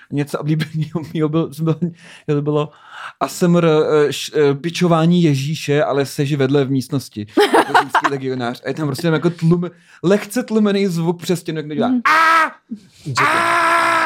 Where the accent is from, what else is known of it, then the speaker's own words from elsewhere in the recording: Czechia; jsme trochu Němci, ale trochu Slovani